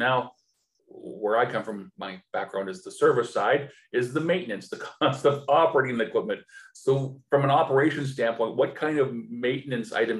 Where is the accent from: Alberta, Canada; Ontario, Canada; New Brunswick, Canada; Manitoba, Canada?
Alberta, Canada; also born or lived in Lower Mainland, British Columbia; now in Abbotsford, Canada; being born and raised in Alberta, I mean, it's sunny